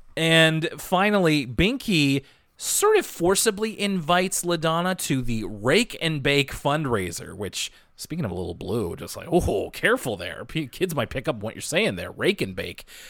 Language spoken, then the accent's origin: English; Halifax, Nova Scotia, Canada; I'm from Halifax